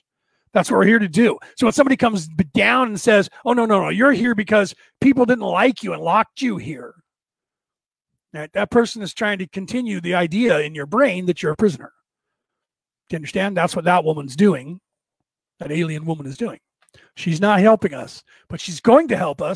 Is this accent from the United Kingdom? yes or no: no; United States; I grew up here in America my entire life